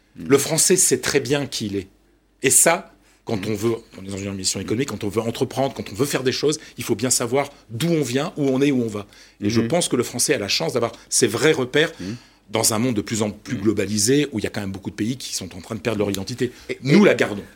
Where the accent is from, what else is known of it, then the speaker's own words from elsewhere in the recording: Ch'ti, Hauts-de-France, France; moi je suis ch'ti, je parle le picard